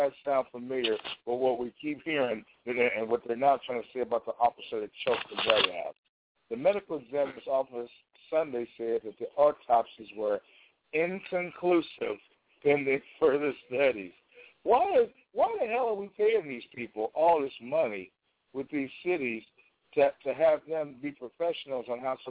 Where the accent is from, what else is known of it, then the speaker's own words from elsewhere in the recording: Chicago, Illinois, United States; my hometown, Chicago